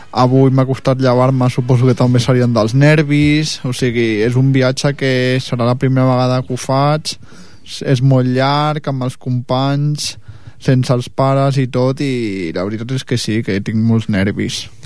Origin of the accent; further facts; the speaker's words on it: Catalonia, Spain; Sí, som de Catalunya